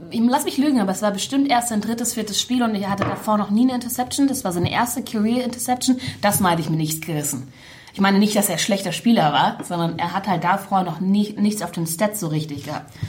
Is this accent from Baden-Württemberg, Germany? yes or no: no; Munich, Bavaria, Germany; ich bin in München aufgewachsen